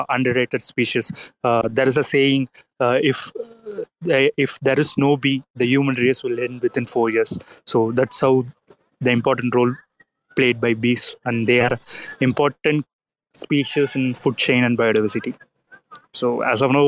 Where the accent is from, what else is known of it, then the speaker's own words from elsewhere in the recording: India; we are from India is a farming country